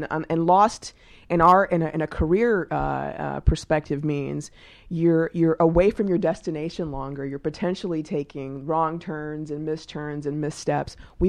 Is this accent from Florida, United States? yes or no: no; Texas, United States; I'm actually from Texas originally.